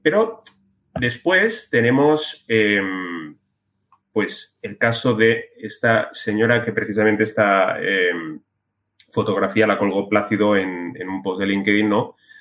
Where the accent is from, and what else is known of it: Spain